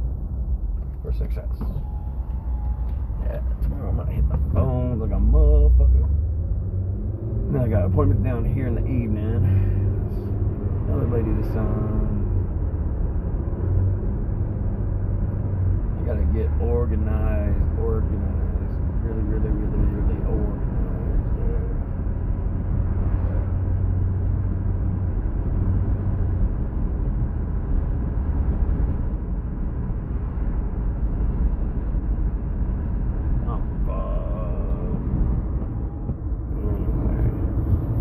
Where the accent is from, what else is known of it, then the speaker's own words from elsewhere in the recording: Vestal, New York, United States; I grew up in Vestal